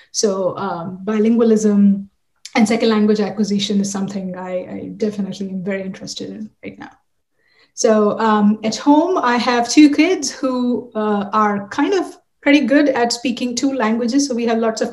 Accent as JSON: {"language": "English", "region": "Delhi", "country": "India", "tie": "born or raised there", "moved": "yes", "said": "I grew up in India, Delhi."}